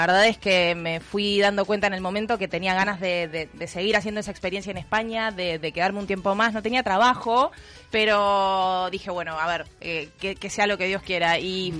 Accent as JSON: {"language": "Spanish", "country": "Uruguay", "moved": "yes", "lives_now": "Madrid, Spain"}